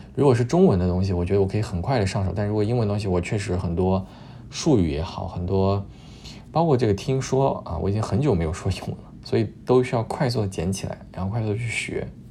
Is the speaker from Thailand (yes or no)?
no; Luoyang, Henan, China; moved away as an adult; also born or lived in Montreal, Canada; now in Toronto, Canada; 我是洛阳的嘛